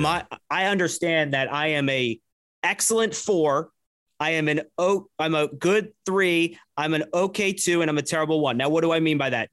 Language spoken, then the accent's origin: English; New Jersey, United States; I grew up in Jersey